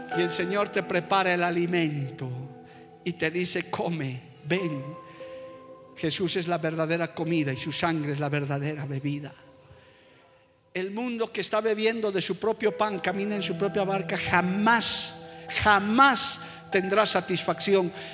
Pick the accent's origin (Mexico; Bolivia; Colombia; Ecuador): Bolivia; somos sencillos ciudadanos de este hermoso país llamado Bolivia